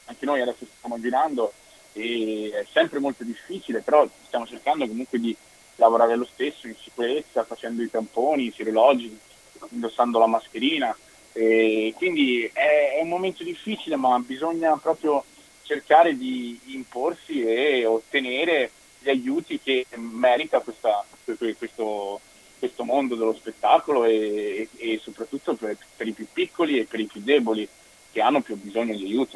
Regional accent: Vicenza, Veneto, Italy; also born or lived in Dominican Republic / Rome / London; io sono arrivato qui che avevo due anni e mezzo, sono cresciuto a Vicenza

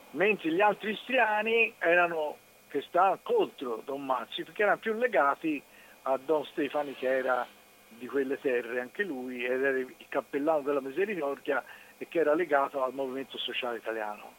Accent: Florence, Tuscany, Italy; pur essendo fiorentini

